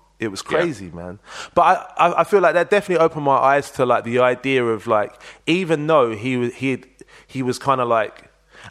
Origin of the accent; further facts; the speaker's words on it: London, United Kingdom; moved away; also born or lived in Manchester; I grew up in Leytonstone. I was born in Whips Cross Hospital